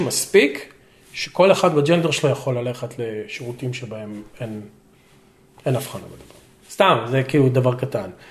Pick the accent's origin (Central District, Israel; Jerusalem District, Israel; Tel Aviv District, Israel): Central District, Israel; Lod; moved away as an adult; now in United States; אני נולדתי בלוד